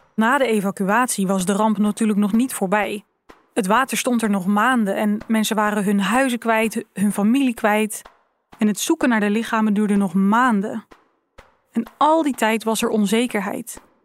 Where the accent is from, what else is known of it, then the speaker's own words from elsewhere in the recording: Zeeland, Netherlands; ik ben hier opgegroeid, ik ben een Zeeuwse